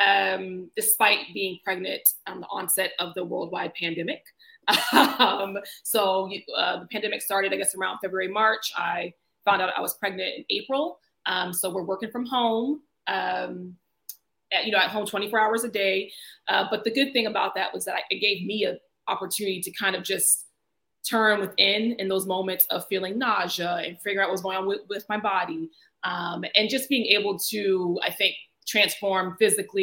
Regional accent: Virginia, United States; moved away as an adult; also born or lived in South Carolina / North Carolina / Washington, D.C.; now in Abu Dhabi, United Arab Emirates; So I'm originally from South Carolina, but also grew up in Virginia.

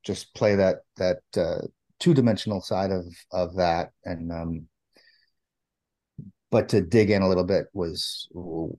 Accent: Niagara Falls, New York, United States; moved away; Niagara Falls, New York, I grew up

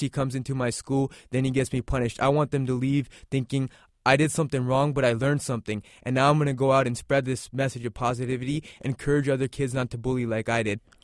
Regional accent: United States; we're all Americans

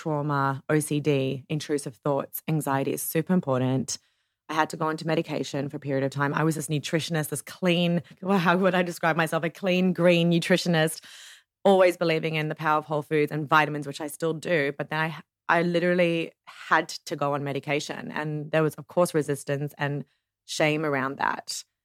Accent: Ohio, United States; I was brought up in Ohio

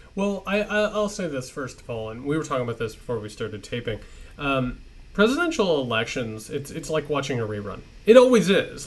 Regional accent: Indiana, United States; I'm from Indiana.

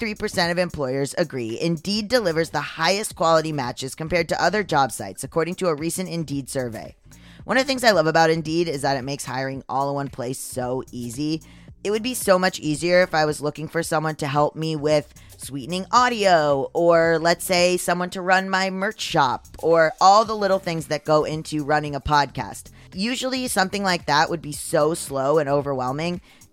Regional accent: Germany; English is a second language; moved away as an adult; I'm from Germany and I lived in the US for a while, teaching German at an American college.

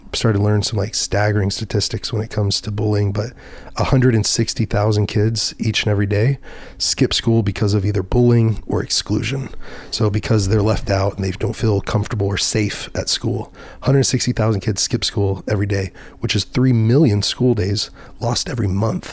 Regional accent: Dallas, Texas, United States; I was from Dallas, Fort Worth

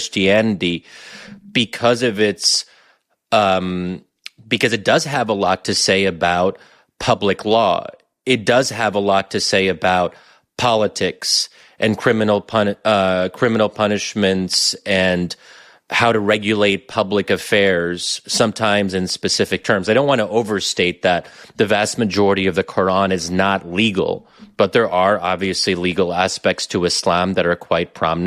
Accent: United States; as an American Muslim

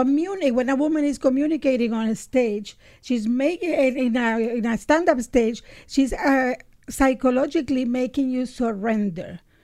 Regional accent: Nicaragua; moved away; I grew up in Nicaragua during a revolution.

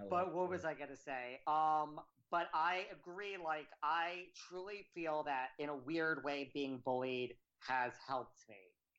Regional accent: Connecticut, United States; I grew up in Connecticut.

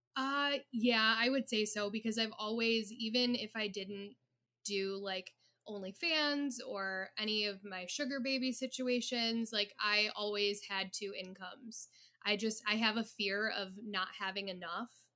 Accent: Detroit, Michigan, United States; I am in the Metro Detroit area

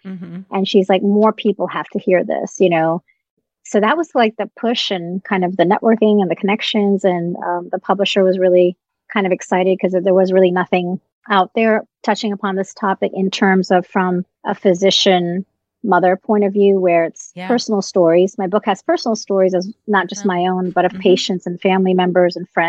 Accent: Virginia, United States; as well as Postpartum Support Virginia in my home state.

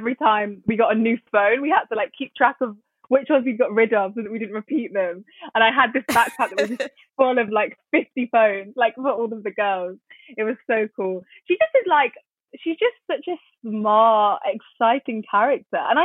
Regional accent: United Kingdom; I'm British

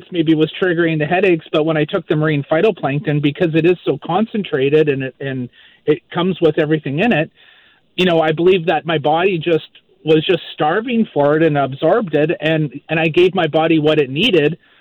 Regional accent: Maple Ridge, British Columbia, Canada; moved away as an adult; also born or lived in Vancouver Island; now in Moncton, Canada; I'm originally from Maple Ridge, BC, grew up in Maple Ridge, and um, I now live in Moncton, New Brunswick

